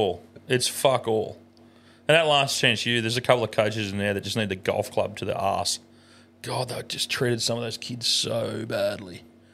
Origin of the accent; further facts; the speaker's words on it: Australia; I say us. Because we're an Australian team.